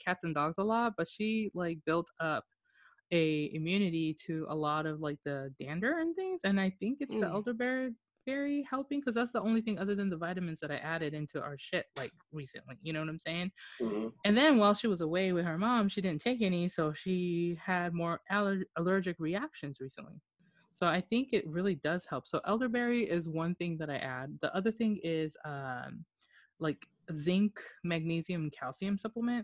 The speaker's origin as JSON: {"language": "English", "region": "Okinawa", "country": "Japan", "tie": "born or raised there", "moved": "yes", "said": "I grew up in Okinawa"}